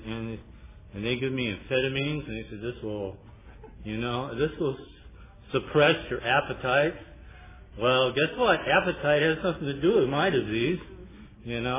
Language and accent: English; Pasadena, California, United States; I'm from Pasadena